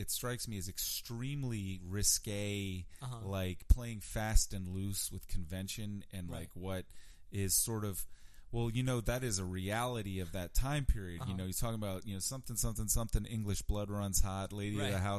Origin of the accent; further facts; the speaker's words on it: Richmond, Virginia, United States; also born or lived in New York; I grew up in Churchill